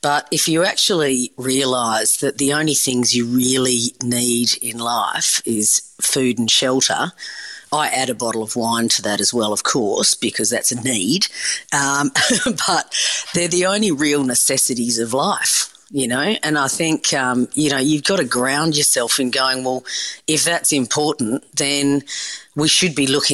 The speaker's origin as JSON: {"language": "English", "town": "Perth", "region": "Western Australia", "country": "Australia", "tie": "born or raised there", "said": "growing up in Perth, I grew up on the beach"}